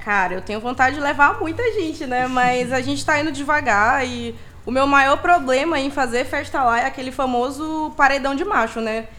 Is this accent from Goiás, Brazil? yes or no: no; Maranhão, Brazil; moved away; eu sou do Maranhão